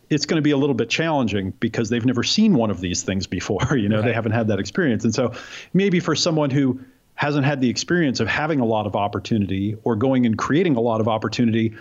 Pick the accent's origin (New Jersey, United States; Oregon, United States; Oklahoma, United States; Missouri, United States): Oregon, United States; I grew up in Oregon to hippie parents who didn't want me to grow up in New York and the city where they had grown up.